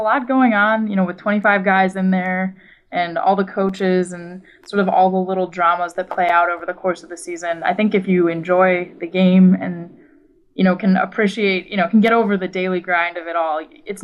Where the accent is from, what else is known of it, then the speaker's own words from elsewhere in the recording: New England, United States; now in Washington, D.C., United States; I grew up in New England, huge Yankees fan, surrounded by Red Sox fans